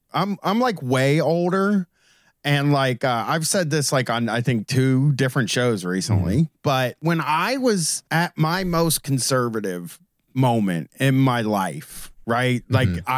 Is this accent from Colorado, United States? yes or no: no; Groveport, Ohio, United States; I'm 43 years old. I grew up in Groveport, Ohio.